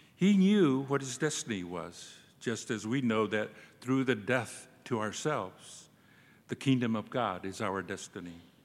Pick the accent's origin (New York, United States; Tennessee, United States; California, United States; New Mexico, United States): New Mexico, United States; Cochiti Pueblo; English is a second language; also born or lived in Santa Fe; I'm from the Cochitipueblo tribe in New Mexico. I was raised on the reservation by my grandfather